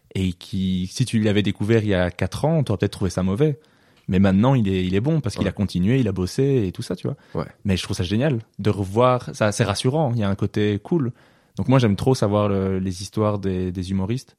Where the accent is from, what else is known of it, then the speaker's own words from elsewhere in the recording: Wallonia, Belgium; je suis pas de Bruxelles